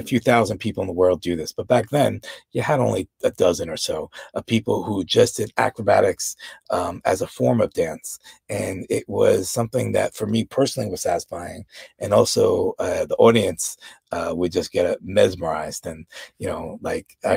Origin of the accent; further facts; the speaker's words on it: New York, United States; I grew up in New York, but I had no exposure to Latin dance.